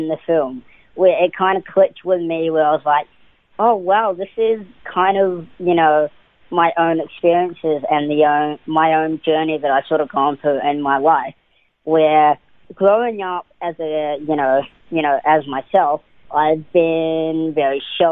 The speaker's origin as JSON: {"language": "English", "country": "New Zealand", "tie": "born or raised there", "also_born_or_lived": "Auckland, New Zealand", "said": "So I was born in Auckland, New Zealand, and I was raised in, all over New Zealand. I moved around quite a bit to about the age of 13."}